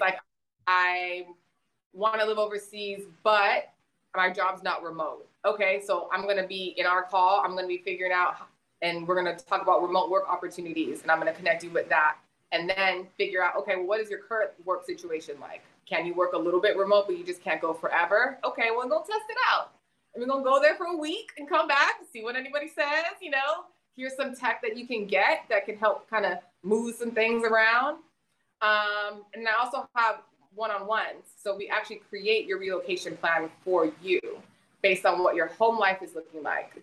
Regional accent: South Texas, United States; moved away as an adult; I'm from South Texas. I'm a border kid.

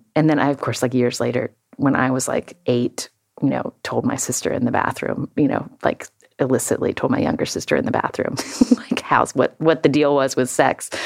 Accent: West Virginia, United States; moved away as an adult; growing up in West Virginia, the daughter of a doctor

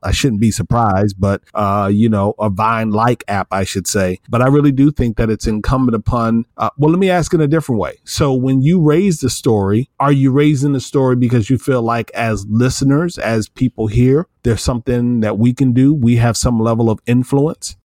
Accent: Iowa, United States; moved away; from Iowa, a, a city about an hour, hour and a half from where I grew up in Iowa

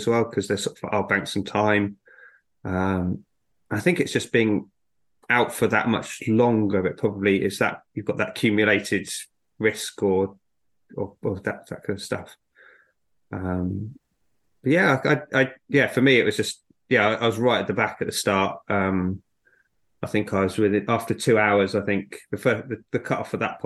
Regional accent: South Africa; moved away; I was born in South Africa and grew up near there

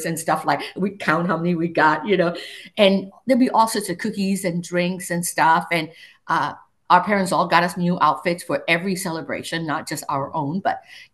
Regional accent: Singapore; moved away; I grew up in Singapore, right? Multiracial, multicultural

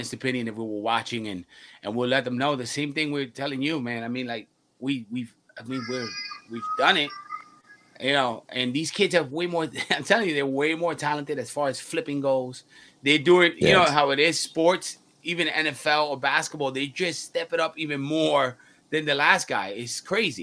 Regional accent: New York, United States; also born or lived in Puerto Rico; We're from New York.

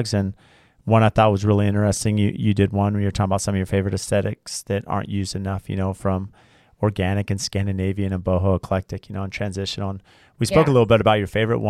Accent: San Diego, California, United States; moved away; I grew up in San Diego, so I, you know, that was as a teenager growing up in San Diego, it was fun

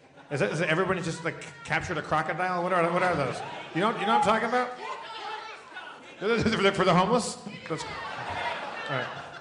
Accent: Southern California, United States; We're from Southern California.

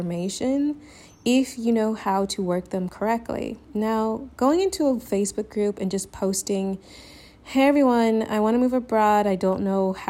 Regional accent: the South, United States; moved away as an adult; now in Spain; I'm Southern

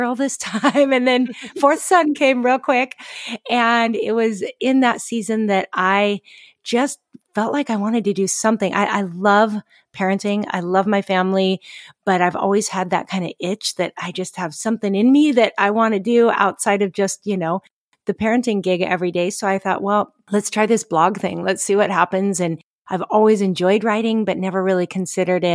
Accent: Pacific Northwest, United States; moved away as an adult; also born or lived in Seattle / Portland, Oregon; now in Hawaii, United States; we're both from the Pacific Northwest.

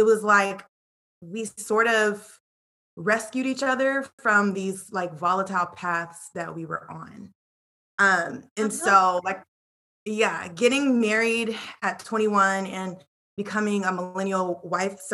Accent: Killeen, Texas, United States; moved away as an adult; also born or lived in Charlotte, North Carolina; I actually am back in my hometown in Killeen, Texas

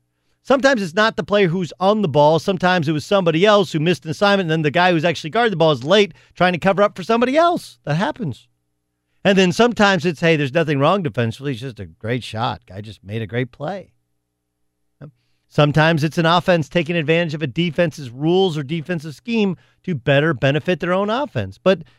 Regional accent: Southern California, United States; moved away; also born or lived in Indiana / Oklahoma; Whether it's growing up in Southern California, whether it's when I went to Notre Dame or how Notre Dame ended, or whether it's going to Oklahoma State.

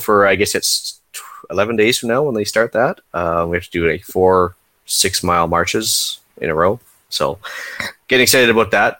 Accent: Canada; as a Canadian

